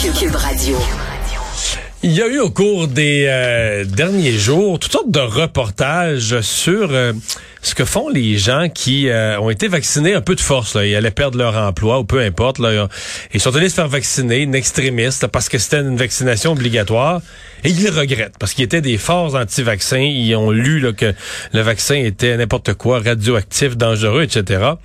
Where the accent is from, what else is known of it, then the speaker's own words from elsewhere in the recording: Quebec, Canada; chez nous au Québec